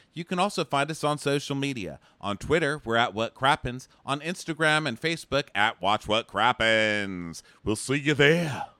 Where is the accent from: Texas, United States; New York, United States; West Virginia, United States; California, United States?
Texas, United States; moved away; Texas, my home state